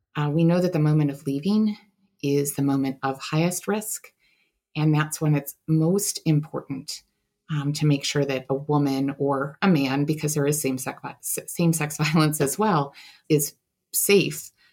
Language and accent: English; Buffalo, New York, United States; I grew up in Buffalo, New York